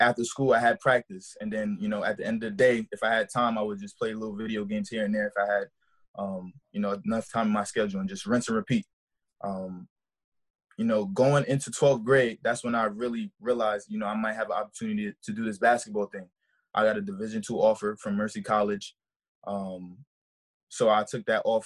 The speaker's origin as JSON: {"language": "English", "town": "New York City", "region": "New York", "country": "United States", "tie": "born or raised there", "also_born_or_lived": "Brooklyn, New York", "moved": "as an adult", "said": "I was born in Brooklyn, New York. Raised, you know, my whole life in the Bronx, the south side of the Bronx of New York."}